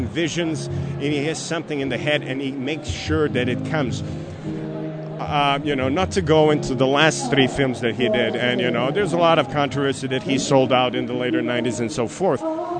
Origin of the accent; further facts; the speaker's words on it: Lika-Senj County, Croatia; English is a second language; now in United States; It starts with my area of my hometown in Croatia, where Nikola Tesla was from, you know